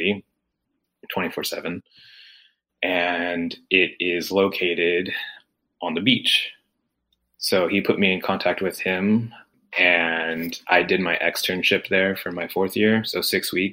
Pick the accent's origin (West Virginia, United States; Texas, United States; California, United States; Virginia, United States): California, United States; also born or lived in Indiana; I grew up in California